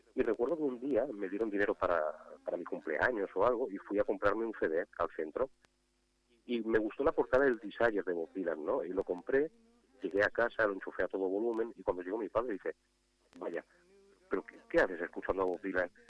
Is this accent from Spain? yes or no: yes; Catalonia, Spain; yo soy catalán